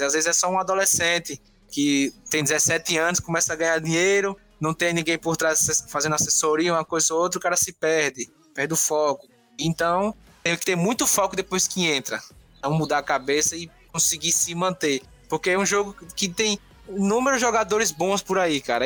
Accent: Paripiranga, Bahia, Brazil; moved away as an adult; Eu sou do interior da Bahia, sou de Paripiranga

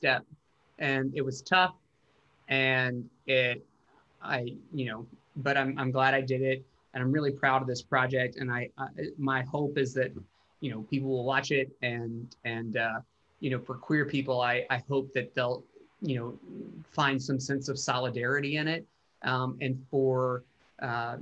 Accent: Chattanooga, Tennessee, United States; moved away; I go back to Chattanooga and play my hometown for the first time

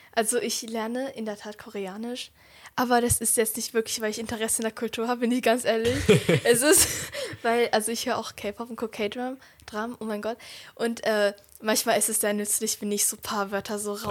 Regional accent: Germany; ich bin ja in Deutschland hier so geboren und aufgewachsen

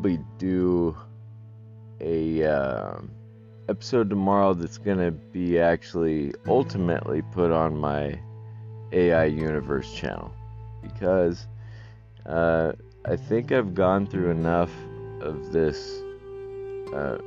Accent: Northwest United States, Pacific Northwest, United States; I'm from the Northwest. United States, there's a lot of woods up here

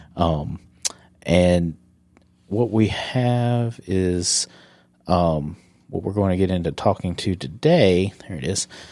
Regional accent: South Carolina, United States; moved away; I'm from South Carolina

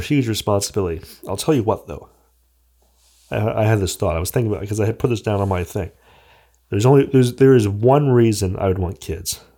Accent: United States

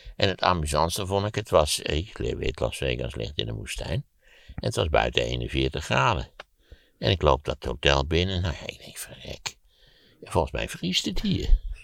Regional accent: Netherlands; En dat je als Nederlander denkt, en zeker als Nederlander zoals ik

